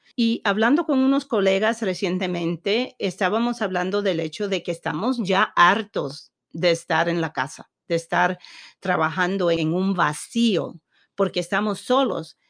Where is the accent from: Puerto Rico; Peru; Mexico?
Puerto Rico; moved away; siendo puertorriqueña y, siendo nacida en una isla